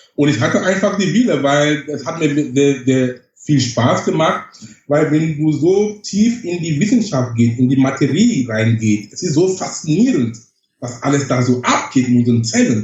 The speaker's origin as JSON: {"language": "German", "town": "Bamenda", "region": "North-West Region", "country": "Cameroon", "tie": "born or raised there", "second_language": "German", "moved": "as an adult", "lives_now": "Germany", "said": "Ich bin groß geworden in Kamerun. Ich komme gebürtig aus Kamerun, mhm. auf einem Stadt heißt Bamenda. Da okay. habe ich zu meinem 22. Lebensjahr gelebt."}